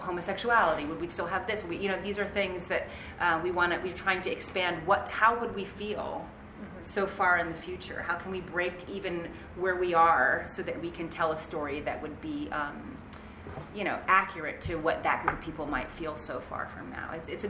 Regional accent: United States; as an American

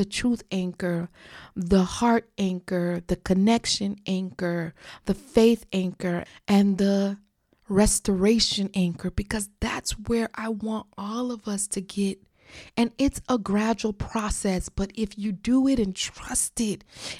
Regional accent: South Florida, United States; She was born and raised in South Florida, I was too

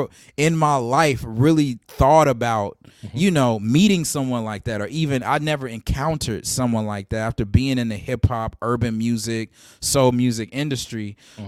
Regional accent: Nashville, Tennessee, United States; moved away as an adult; also born or lived in Gary, Indiana; now in Bronx, New York, United States; I was raised in Nashville, Tennessee

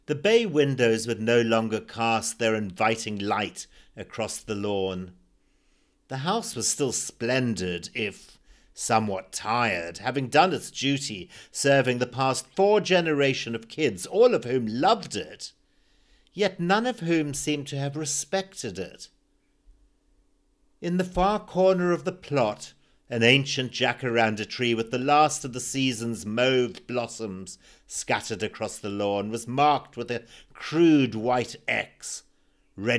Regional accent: Zimbabwe; born or raised there

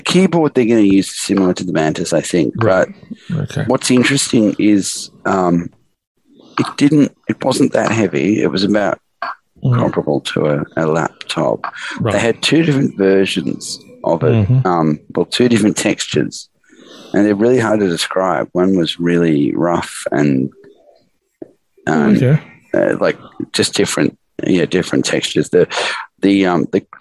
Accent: Australia; I was from Australia

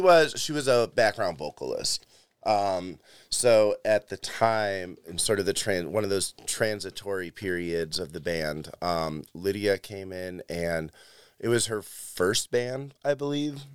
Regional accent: Chicago, Illinois, United States; moved away as an adult; now in Cleveland, United States; I grew up in Chicago

